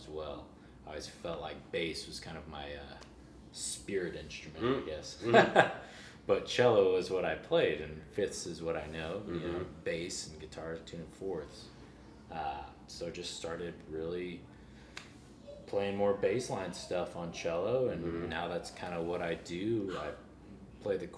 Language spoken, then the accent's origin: English; St. Louis, Missouri, United States; now in Nashville, United States; I'm born and raised in St. Louis, but I have lots of family here in Kansas City